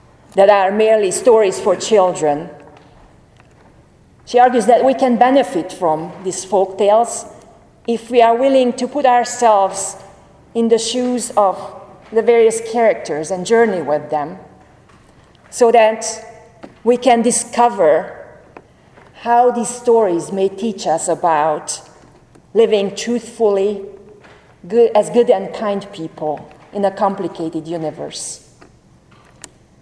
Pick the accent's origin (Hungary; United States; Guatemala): Hungary; moved away; I am from Hungary